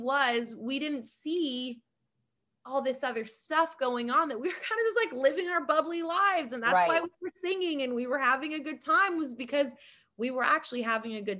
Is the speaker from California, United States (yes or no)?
no; Hawaii, United States; I'm from Hawaii.